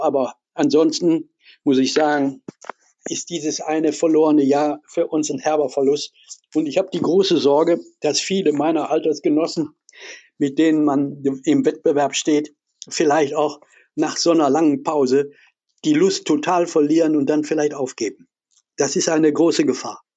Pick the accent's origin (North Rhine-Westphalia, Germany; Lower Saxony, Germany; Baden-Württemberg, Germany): North Rhine-Westphalia, Germany; Essen; ich bin in Essen groß geworden, Essen-Ruhr, in der Kruppstadt.